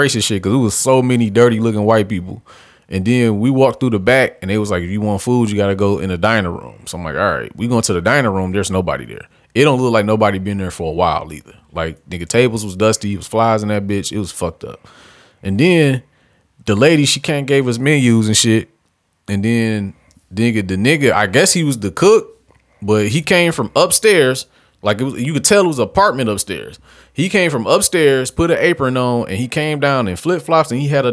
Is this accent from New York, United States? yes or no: no; Detroit, Michigan, United States; I'm from Detroit